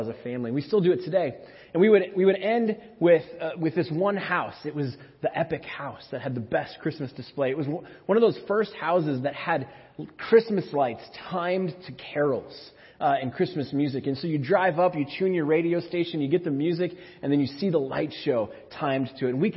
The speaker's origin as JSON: {"language": "English", "region": "Minnesota", "country": "United States", "tie": "born or raised there", "also_born_or_lived": "McPherson", "moved": "yes", "said": "When I was a kid, growing up in Minnesota"}